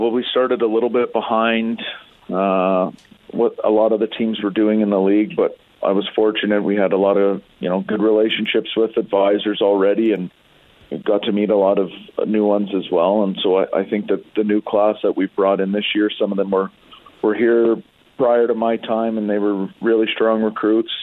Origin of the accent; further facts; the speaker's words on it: Alberta, Canada; growing up in Alberta